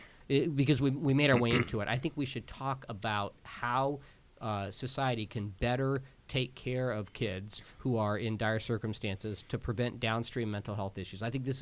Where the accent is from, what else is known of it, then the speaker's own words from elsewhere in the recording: Kansas, United States; I'm from Kansas